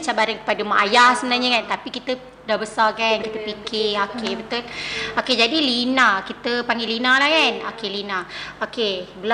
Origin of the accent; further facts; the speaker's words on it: Kuala Lumpur, Malaysia; Hmm, saya asal KL.